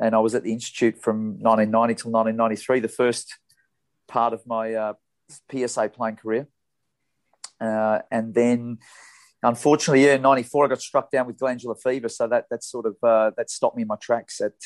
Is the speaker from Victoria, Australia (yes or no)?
yes; Melbourne, Victoria, Australia; the club where I grew up in Melbourne in the eastern suburbs